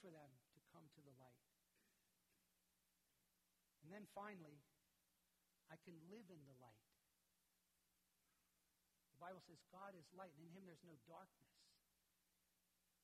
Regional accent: United States; Being an American

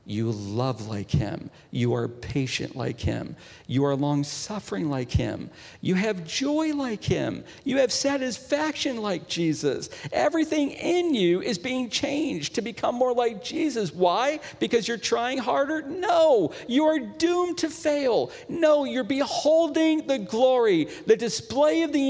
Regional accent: Northeast, United States; I'm from the Northeast. We've got the Poconos.

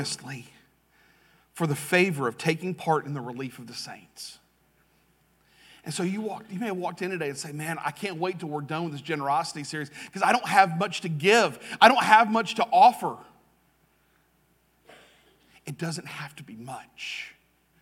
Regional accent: Jacksonville, Florida, United States; moved away as an adult; also born or lived in Russellville, Alabama; I grew up in Jacksonville. I grew up in what is Duval. I grew up in Southwest Duval, which is Clay County.

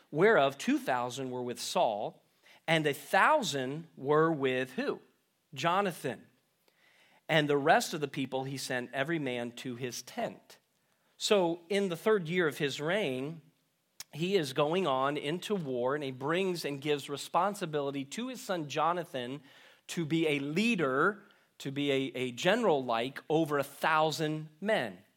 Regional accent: Maine, United States; moved away; I remember growing up in Maine

